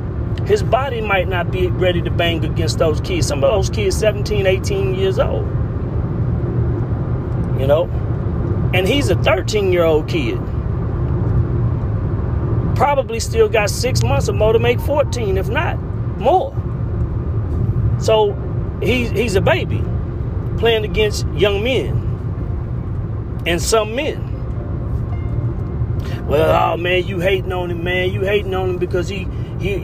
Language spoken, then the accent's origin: English; Houston, Texas, United States; now in Shreveport, United States; I'm from the Houston Gulf Coast area